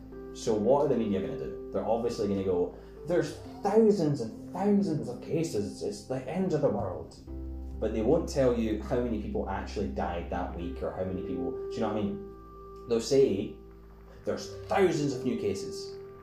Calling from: Scotland, United Kingdom; I'm speaking from Scotland. I don't know where you're from.

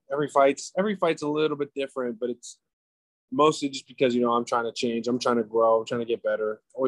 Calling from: Florida, United States; I am in sunny South Florida at my house, my back porch, my hammock.

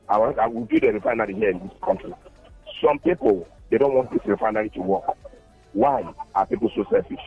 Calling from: Lagos, Nigeria; I'm calling from Yaba.

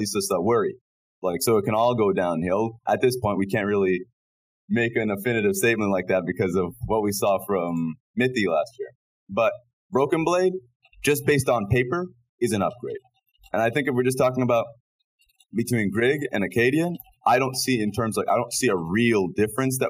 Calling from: Shanghai, China; I'm calling in from Shanghai, China

